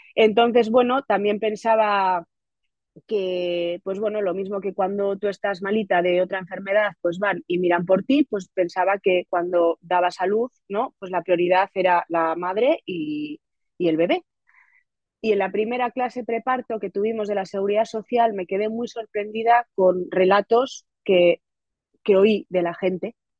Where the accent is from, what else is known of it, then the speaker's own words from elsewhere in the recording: Getxo, Basque Country, Spain; now in Otxandio, Spain; yo soy de Guecho, de un pueblo de la costa vizcaína